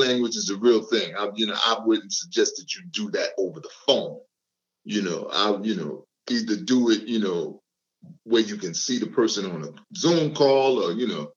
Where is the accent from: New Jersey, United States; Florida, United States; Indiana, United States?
New Jersey, United States; Newark; I'm from Newark, New Jersey